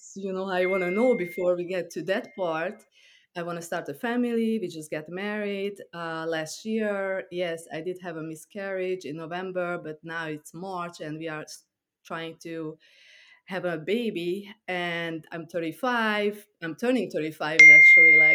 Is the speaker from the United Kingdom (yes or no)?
no; Transylvania, Romania; moved away as an adult; also born or lived in Hungary / New York; now in Long Island, United States; I grew up in Transylvania, which is part of Romania. And I moved to New York when I was 21.